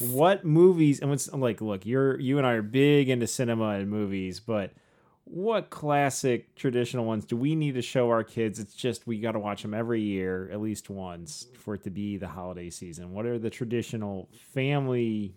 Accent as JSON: {"language": "English", "town": "St. Joseph", "region": "Michigan", "country": "United States", "tie": "born or raised there", "said": "we grew up in St. Joe with the lighthouses"}